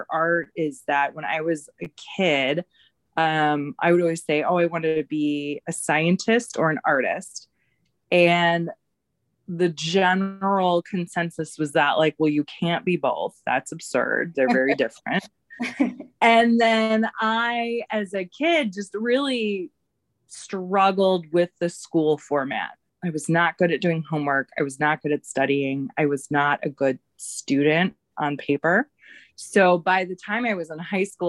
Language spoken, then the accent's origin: English; St. Louis, Missouri, United States; moved away as an adult; also born or lived in Kansas City; now in Chicago, United States; I born and raised in the Midwest. I grew up in St. Louis